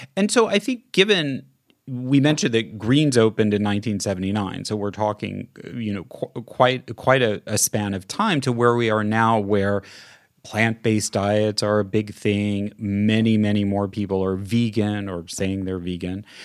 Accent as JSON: {"language": "English", "region": "Midwest", "country": "United States", "tie": "born or raised there", "also_born_or_lived": "Italy", "moved": "yes", "said": "I grew up in the Midwest in the nineteen seventies"}